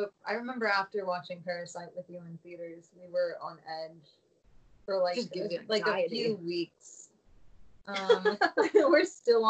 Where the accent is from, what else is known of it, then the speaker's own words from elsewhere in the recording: Tucson, Arizona, United States; Tucson's beautiful. I know trash on my hometown.